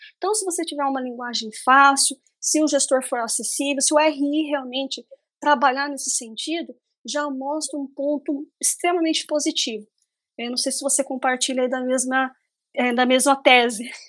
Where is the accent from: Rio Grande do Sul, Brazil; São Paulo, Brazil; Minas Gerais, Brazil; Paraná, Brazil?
Paraná, Brazil; interior of; eu sou do interior do Paraná, então a minha região aqui é extremamente agrícola